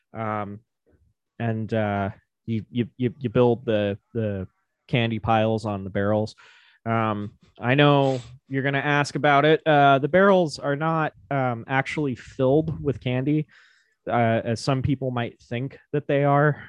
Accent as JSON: {"language": "English", "town": "Silver City", "region": "Nevada", "country": "United States", "tie": "born or raised there", "said": "I grew up in Silver City, which is just a couple miles down the road from Virginia City"}